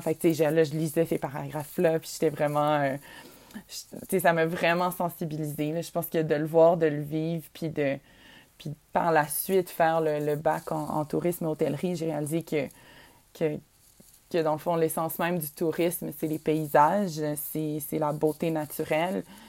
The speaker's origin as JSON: {"language": "French", "region": "Quebec", "country": "Canada", "said": "notre Québec, l'endroit où on vient."}